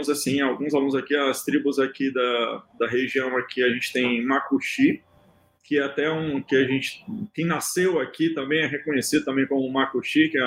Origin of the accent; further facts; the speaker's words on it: Brazil; já é tão longe que a gente é do Brasil.